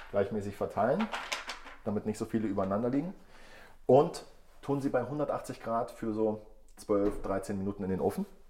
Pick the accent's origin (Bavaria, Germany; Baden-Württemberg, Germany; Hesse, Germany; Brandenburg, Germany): Brandenburg, Germany; moved away; Ich komme ganz ursprünglich aus Brandenburg